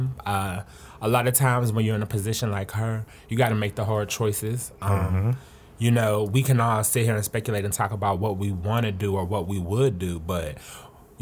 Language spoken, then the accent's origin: English; Pittsburgh, Pennsylvania, United States; I'm from Pittsburgh, Pennsylvania, and we have a lot of river